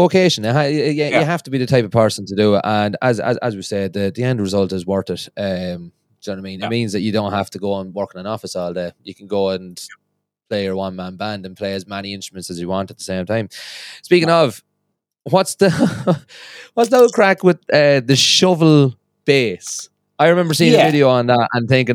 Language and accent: English; Ireland; moved away as an adult; now in Scotland, United Kingdom; I'm from Ireland, and when I moved over to Scotland